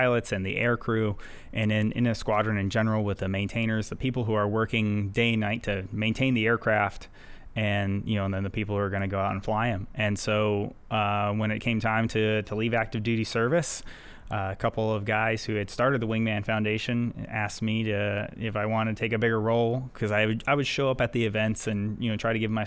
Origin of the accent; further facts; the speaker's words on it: Northern California, United States; growing up in Northern California